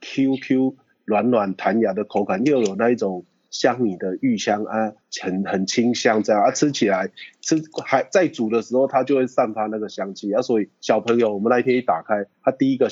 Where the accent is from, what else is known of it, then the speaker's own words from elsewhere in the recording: Taiwan; 我们台湾人把这月光米进来，再把它改良，改良到我们的米送去日本比赛，日本人吃到我们台湾的米都吓到